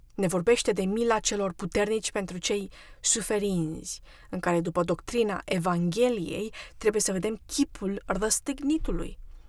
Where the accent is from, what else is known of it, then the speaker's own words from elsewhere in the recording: Romania; now in United States; Eu am fost născută ortodoxă, pentru că sunt româncă